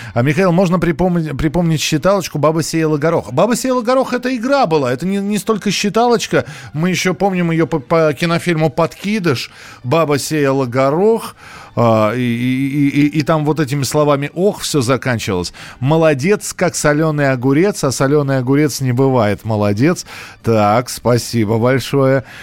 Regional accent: Moscow, Russia; У нас в Москве

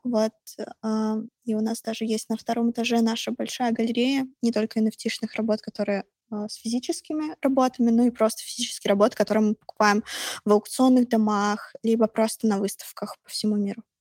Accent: Russia; я из России

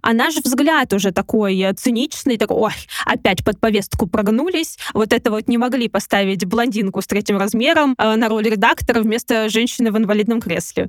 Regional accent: Kamyshin, Volgograd Oblast, Russia; я из Камышина

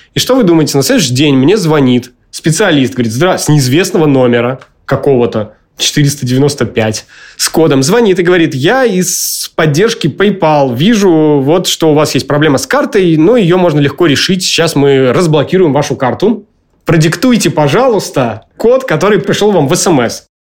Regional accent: Murmansk, Murmansk Oblast, Russia; как я из Мурманска

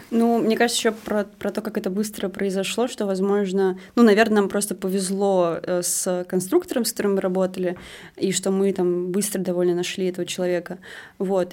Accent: Moscow, Russia; мы просто москвичи

